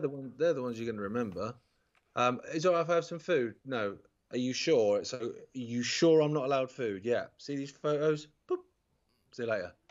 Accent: Isle of Wight, South East England, United Kingdom; when I grew up on the Isle of Wight

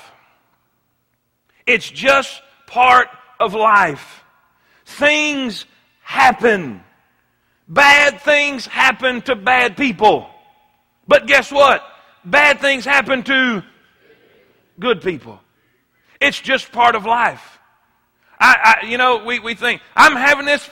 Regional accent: South Florida, United States; I grew up in South Florida my whole life

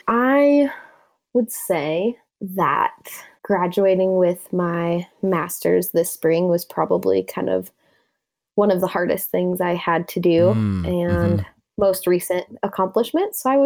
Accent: Denver, Colorado, United States; Basically, so I moved around quite a bit, but I've spent most of my childhood in Colorado.

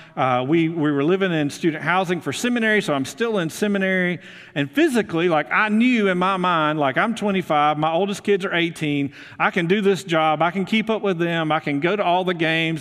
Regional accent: Muscle Shoals, Alabama, United States; moved away as an adult; also born or lived in Houston, Texas / Memphis, Tennessee; now in North Alabama, United States; I'm originally from Muscle Shoals

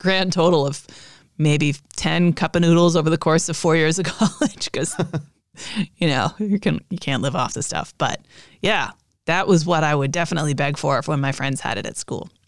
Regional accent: United States; I'm an American

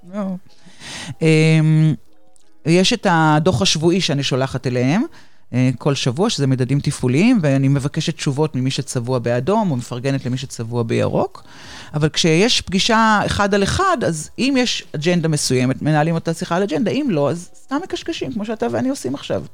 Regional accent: Haifa, Haifa District, Israel; moved away as an adult; now in Ramat Gan, Israel; במקור אני חיפאית, היום אני גרה ברמת גן כבר די הרבה שנים, אבל המשפחה עדיין בחיפה

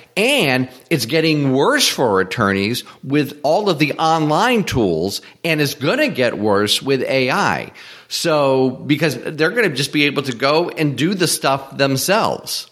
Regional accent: Springfield, Massachusetts, United States; moved away as an adult; also born or lived in Atlanta; I eventually moved out of my hometown from Springfield, Mass to, to Atlanta

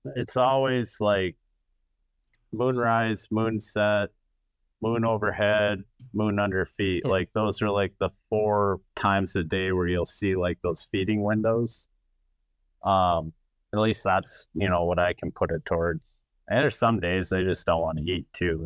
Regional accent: Wisconsin River, United States; I grew up on the Wisconsin River

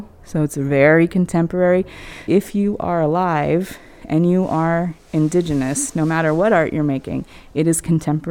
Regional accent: Redwood Valley, California, United States; also born or lived in Lake County, California; I'm from the Little River Band of Pomo Indians in Redwood Valley, but I also have ancestry from Lake County.

